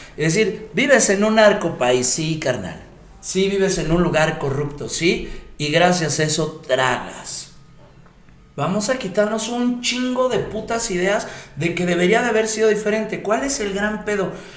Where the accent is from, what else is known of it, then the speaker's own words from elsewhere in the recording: Mexico; Como mexicano